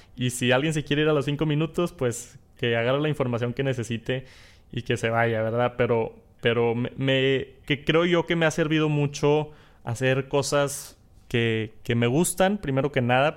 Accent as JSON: {"language": "Spanish", "town": "Monterrey", "region": "Nuevo León", "country": "Mexico", "accent": "norteño, regio", "said": "Yo tengo el acento norteño, regio, acá del, del norte del país"}